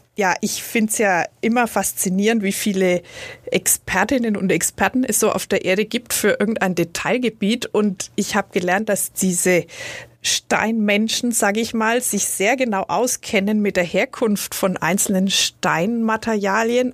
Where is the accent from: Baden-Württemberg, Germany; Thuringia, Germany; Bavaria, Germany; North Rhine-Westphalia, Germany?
Bavaria, Germany; Nuremberg; als Nürnbergerin